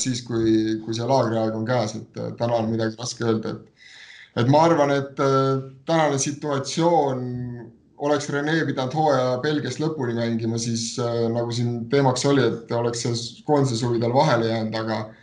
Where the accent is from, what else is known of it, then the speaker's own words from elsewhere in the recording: Võru, Võru County, Estonia; mina olen ka Võrust pärit